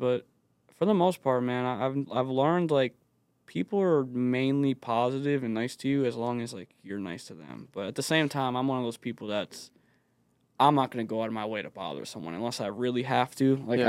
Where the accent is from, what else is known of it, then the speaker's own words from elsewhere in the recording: Bristol, Rhode Island, United States; So I grew up in Bristol with my father.